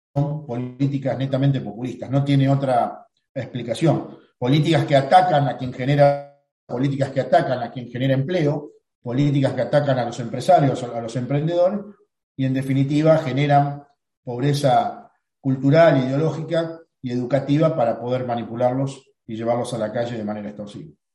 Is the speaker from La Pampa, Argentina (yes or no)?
no; Rosario, Santa Fe, Argentina; Rosario es la ciudad donde nací. Nací en Barrio Belgrano, en el oeste de, nuestra ciudad. Un barrio eh, hermoso, un barrio de, clase media laburante